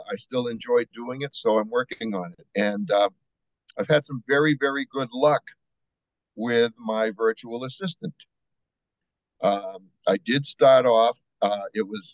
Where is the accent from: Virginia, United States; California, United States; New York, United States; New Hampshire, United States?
New Hampshire, United States; moved away as an adult; now in Estero, United States; I'm originally from New Hampshire.